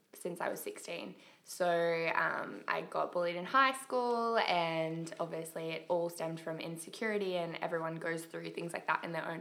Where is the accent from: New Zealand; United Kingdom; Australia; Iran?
Australia; Mackay, Queensland; moved away; Just went back home to Mackay. I'm from Mackay originally